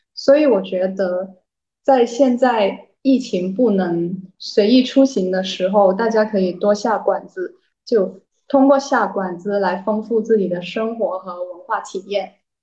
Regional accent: Guangzhou, Guangdong, China; 我是广州人嘛，就我，我自己的口味是很清淡的，就爱吃粤菜

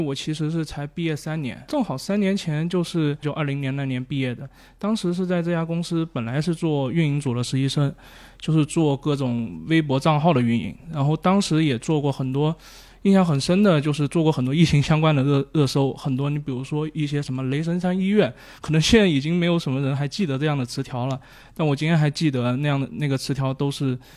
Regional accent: Guangxi, China; 我广西人嘛

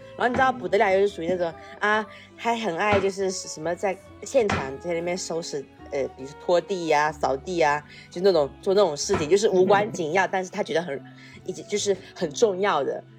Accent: Fujian, China; 在福建有一种，就是我，我比较生受我家乡的那种熏陶

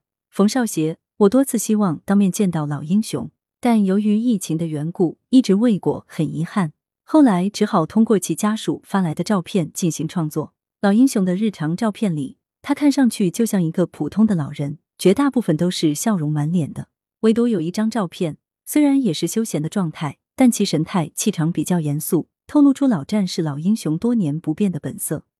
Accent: Guangdong, China; 他和我都是潮汕人，他有一位烈士战友的陵墓，就在我小时候上学的必经之路上，上面有一个红五星。

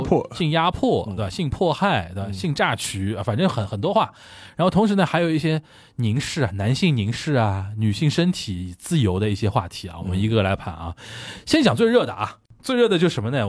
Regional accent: China; 就是我们中国人大概对于韩国演艺圈有这个印象

